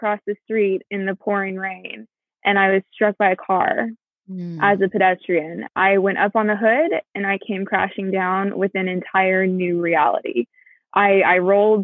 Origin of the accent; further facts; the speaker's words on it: Houston, Texas, United States; also born or lived in Austin, Texas; I am from Houston, Texas. I'm currently kind of stranded in the Austin area